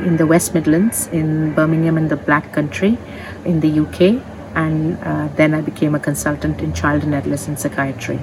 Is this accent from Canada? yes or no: no; Mumbai, Maharashtra, India; moved away as an adult; also born or lived in Rajahmundry, India; now in United Kingdom; My father migrated to Mumbai when I was a few months old, and therefore I came to live in Mumbai with my family, Bombay as it was called then. And I grew up there